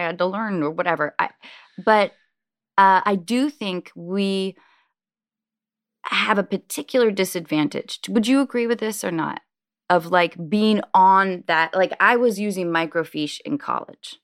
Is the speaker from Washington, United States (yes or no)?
yes; Washington, United States; born or raised there; also born or lived in Baltimore, Maryland